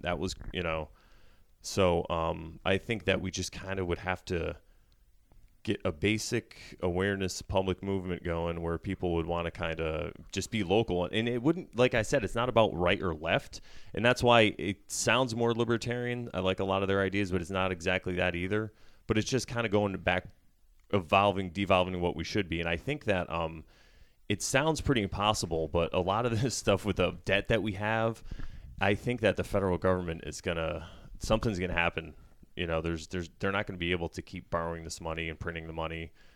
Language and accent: English; United States; as an American